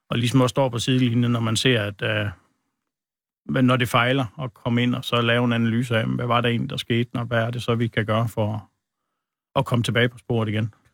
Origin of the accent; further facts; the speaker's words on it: Central Denmark Region, Denmark; Der er imellem Hobro og Viborg. Bor jeg på en øh, lille ejendom der.